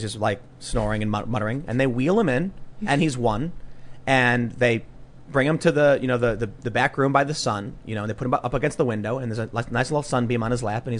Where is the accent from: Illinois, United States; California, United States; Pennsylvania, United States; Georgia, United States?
Illinois, United States; Chicago; growing up in Chicago.